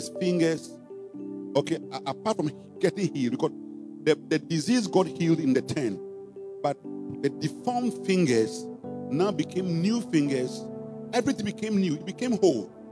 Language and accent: English; Ghana; we're Ghanaian